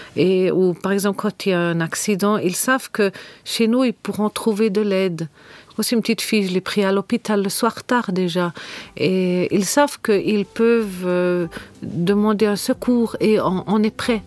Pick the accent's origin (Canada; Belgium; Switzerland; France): Switzerland; Bernese Jura; moved away as an adult; now in Cairo, Egypt; je suis née en Suisse, dans un petit coin de pays qui s'appelle le Jura